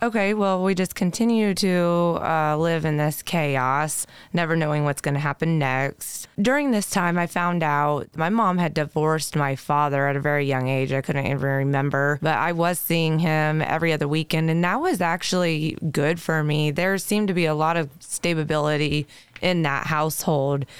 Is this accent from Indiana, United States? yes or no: yes; Decatur, Indiana, United States; born and raised in Decatur, Indiana